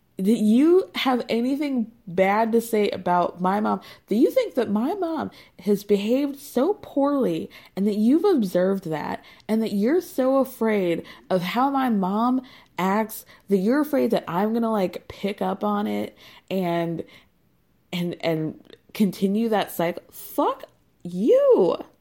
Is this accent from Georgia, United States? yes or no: yes; Georgia, United States; I grew up in Georgia.